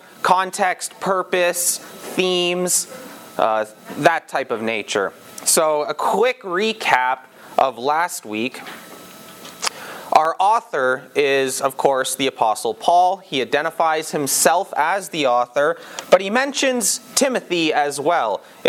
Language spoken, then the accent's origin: English; England, United Kingdom; I'm English